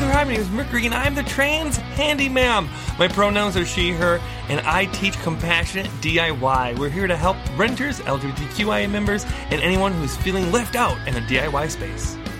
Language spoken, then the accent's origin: English; Wisconsin, United States; I'm from Wisconsin.